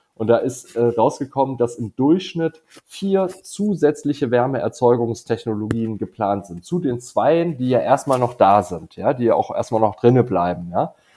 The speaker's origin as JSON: {"language": "German", "area": "Dithmarschen", "region": "Schleswig-Holstein", "country": "Germany", "tie": "born or raised there", "moved": "yes", "said": "in Schlittmarschen, äh, meiner alten Heimat"}